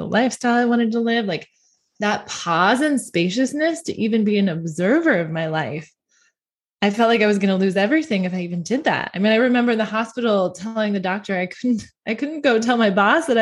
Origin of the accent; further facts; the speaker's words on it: United States; I'm an American